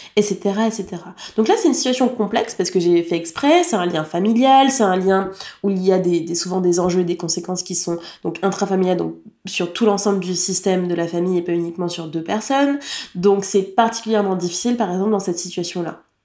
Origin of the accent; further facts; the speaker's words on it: France; En tant que française